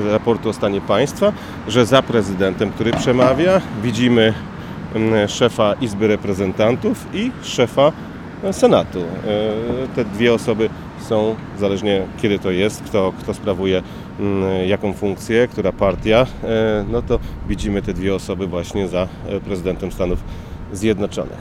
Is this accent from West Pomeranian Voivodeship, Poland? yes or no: yes; Szczecin, West Pomeranian Voivodeship, Poland; moved away as an adult; now in Washington, United States; pochodzimy ze Szczecina